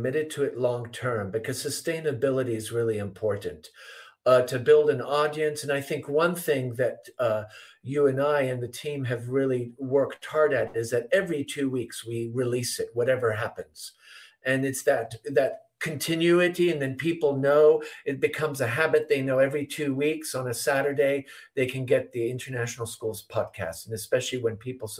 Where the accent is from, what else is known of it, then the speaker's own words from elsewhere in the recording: Switzerland; moved away; getting used to being back home in Switzerland after 38 years in my hometown